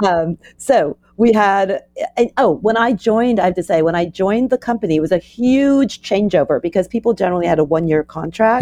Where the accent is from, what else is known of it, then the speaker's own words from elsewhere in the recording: New York, United States; I was from New York. came back to New York